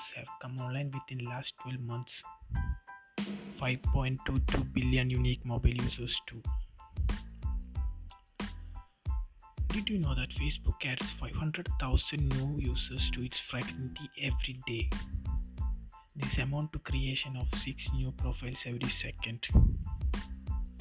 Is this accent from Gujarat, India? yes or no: no; Kerala, India; I am from Kerala